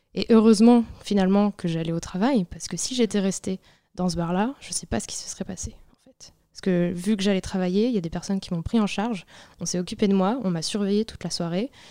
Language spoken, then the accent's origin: French; Brittany, France; now in Paris, France; je viens de Bretagne